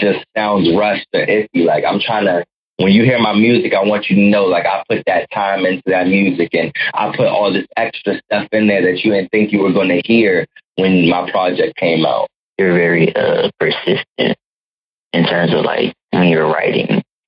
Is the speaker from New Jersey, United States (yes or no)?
no; Waldorf, Maryland, United States; I became a man and, and learned how to live life in Waldorf, Maryland. So to me, that's where I'm from